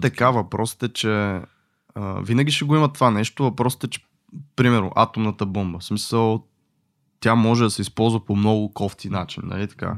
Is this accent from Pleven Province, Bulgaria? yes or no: no; Botevgrad, Sofia Province, Bulgaria; съм от Ботеград